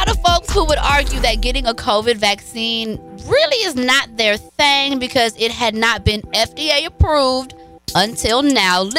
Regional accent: Tigray, Ethiopia; Like y'all know, I am from Tigray

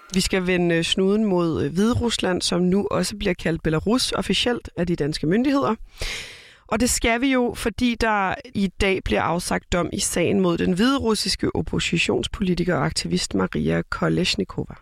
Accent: Copenhagen, Capital Region of Denmark, Denmark; moved away as an adult; now in Aarhus, Denmark; Jeg er født og opvokset i København

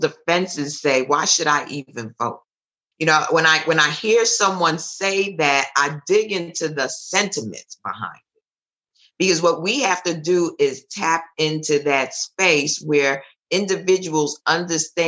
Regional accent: Jamaica; Because I'm Jamaican

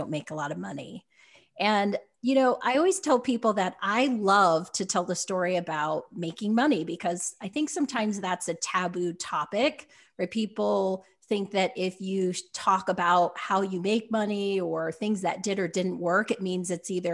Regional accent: Utah, United States; growing up in Utah

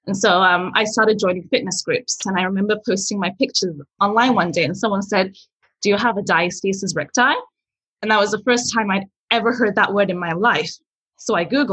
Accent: England, United Kingdom; English is a second language; moved away as an adult; also born or lived in Nigeria; now in Yellowknife, Canada; I was born in Nigeria. I lived there till I was 5. And then I moved to England where I grew up.

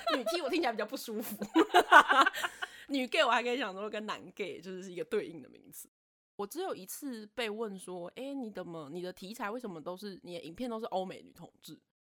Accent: Taipei, Taiwan; 我自己就是一个死台北人，我生在台北，我长在台北，我从来没住过其他的城市

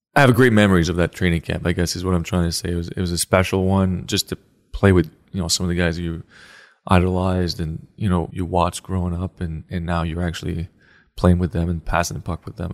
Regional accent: Canada; moved away; I grew up, obviously, as a Canadian boy.

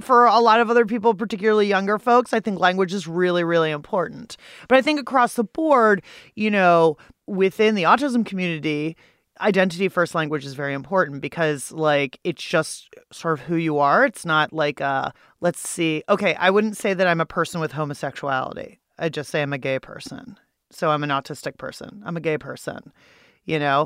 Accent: Pittsburgh, Pennsylvania, United States; now in Washington, D.C., United States; I'm from Pittsburgh, Pennsylvania. It is the only city for me. I don't live there, though. I live in Washington, D C.

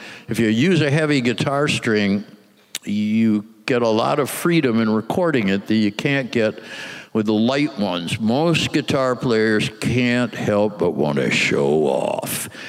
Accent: Midwest, United States; we're kids from the Midwest. We've never even been to New York.

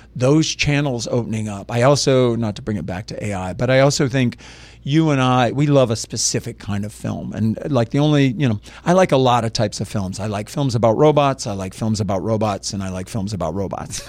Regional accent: Lafayette, Louisiana, United States; I grew up in Lafayette, Louisiana

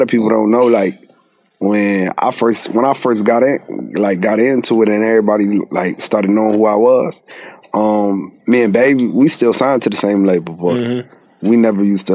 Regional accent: Syracuse, New York, United States; now in Raleigh, United States; I'm from Syracuse, New York. Staying in Raleigh, North Carolina, though

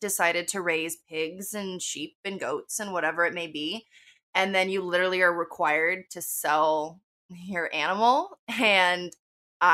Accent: Wilton, California, United States; I was raised in Sacramento, actually more specifically in Wilton, which is kind of a, like, small rural area

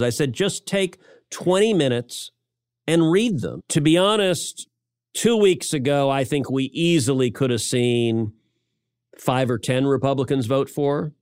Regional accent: Texas, United States; I'm a Texan.

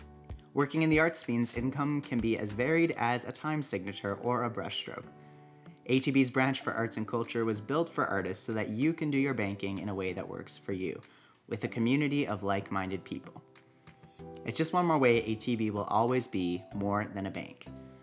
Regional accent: Alberta, Canada; Now, growing up in Alberta from a mixed race background, I would always be annoyed having to explain to people that I'm Alberta born and bred, despite my skin color, despite my cultural heritage from Trinidad

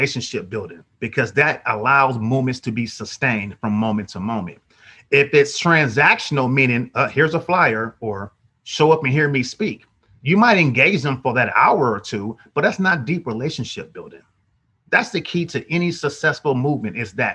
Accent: Oakland, California, United States; I'm born and raised in Oakland, 1974

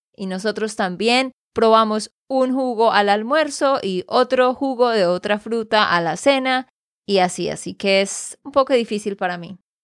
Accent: Santander, Colombia; de Santander, Colombia

